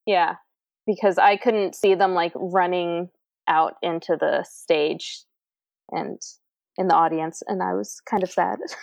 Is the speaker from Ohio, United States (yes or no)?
no; Virginia, United States; I'm from Virginia, and I'm like 45 minutes away from well, 45 to an hour away from DC